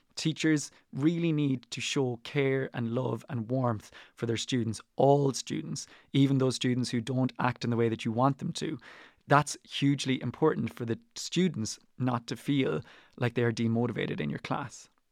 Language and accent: English; Ireland; I am Irish, but I teach Spanish and French. They are not my native tongues.